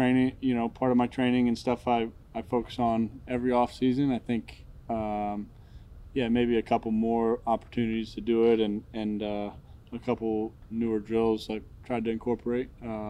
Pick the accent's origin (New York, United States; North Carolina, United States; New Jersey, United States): North Carolina, United States; Charlotte; You know, I grew up a Panthers fan growing up in Charlotte, watching those teams when I was a kid.